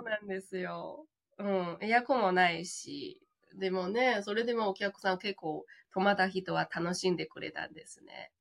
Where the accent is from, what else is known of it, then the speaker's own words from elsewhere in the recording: China; Japanese is a second language; moved away as an adult; also born or lived in Tokyo, Japan; now in Futtsu, Japan; 中国出身で日本留学、留学で日本に来て